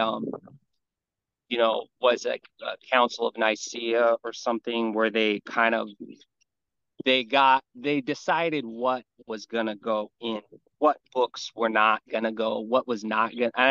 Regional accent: Hawaii, United States; I grew up here in Hawaii

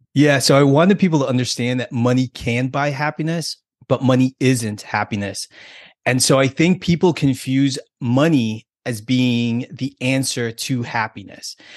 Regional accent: United States; me being American and being here in this country

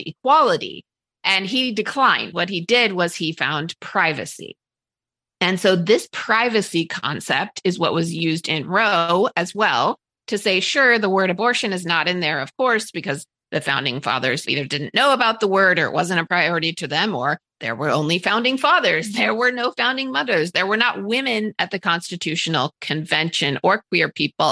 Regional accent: Utah, United States; in my home state of Utah

